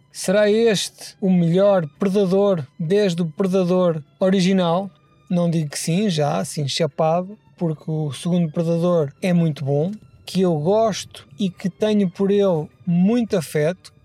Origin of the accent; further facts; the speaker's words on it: Portugal; somos portugueses, não temos aquecimento